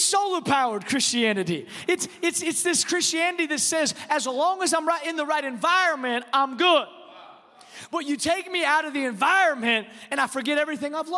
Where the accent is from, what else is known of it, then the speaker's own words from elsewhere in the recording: Texas, United States; I'm from Texas